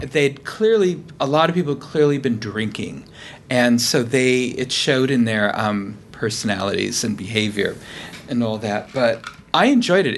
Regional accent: California, United States; I'm from California, so I'm used to fresh seafood

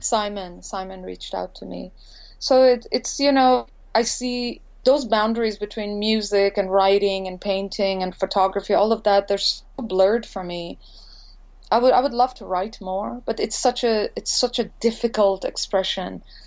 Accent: India; also born or lived in Montreal, Canada; now in Los Angeles, United States; growing up in India

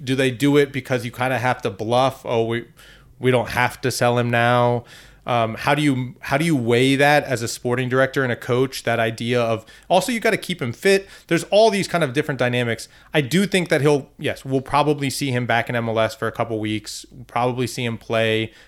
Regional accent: Northern Virginia, United States; I'm from Northern Virginia

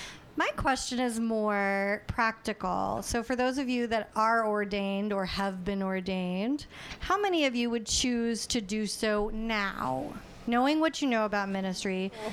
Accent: Winston-Salem, North Carolina, United States; I'm from Winston-Salem.

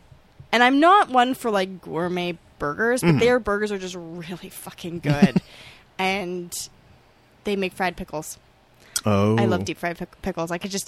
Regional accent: Scotland, United Kingdom; I'm Scottish. We needed something fried in our diet, well, at least once a week.

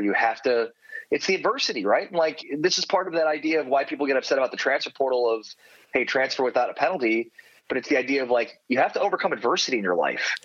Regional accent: Chicago, Illinois, United States; moved away as an adult; also born or lived in Moberly, Missouri / Austin, Texas / San Antonio, Texas; growing up in Chicago and living in this tiny town.

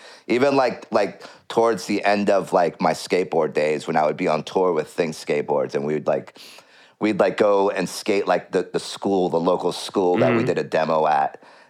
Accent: California, United States; now in Los Angeles, United States; Well, I moved to Los Angeles, and so I came from NorCal to Los Angeles.

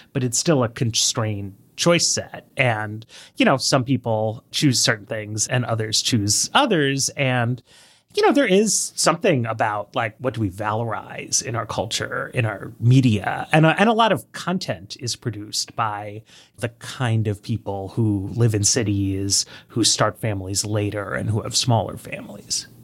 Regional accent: New York City, New York, United States; moved away as an adult; now in Washington, D.C., United States; And I grew up in New York City, in Greenwich Village

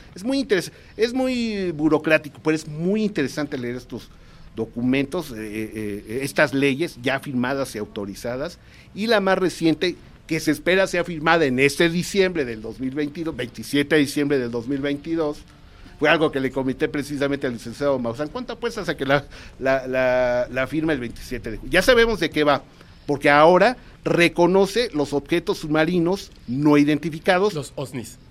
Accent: Mexico; como mexicanos

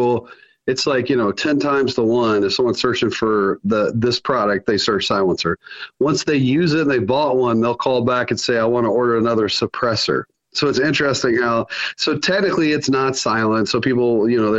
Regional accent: Alabama, United States; moved away; also born or lived in Sioux Falls, South Dakota; We're based in Sioux Falls, South Dakota, which I know is a long way from Alabama, even though I was born in Alabama

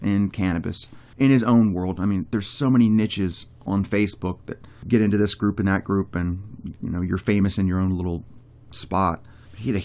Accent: Pennsylvania, United States; moved away; I'm from Pennsylvania

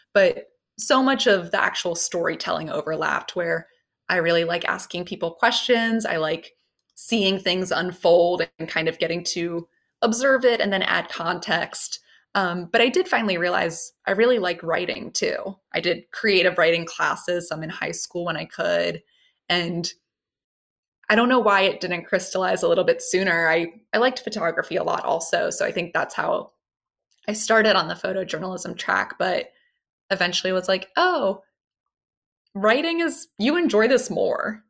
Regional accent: Baltimore County, Maryland, United States; I'm from Baltimore County, Maryland, um, a little north of the city. My parents still live there

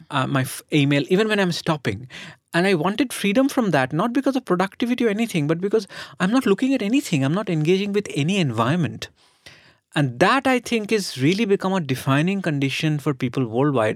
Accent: Kolkata, West Bengal, India; one of my childhood memories of growing up in Calcutta is traffic jams.

